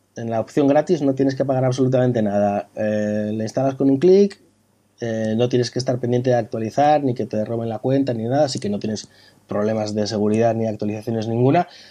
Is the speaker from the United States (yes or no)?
no; Bilbao, Basque Country, Spain; now in Madrid, Spain; yo soy, soy de Bilbao, pasa que llevo muchos años viviendo en Madrid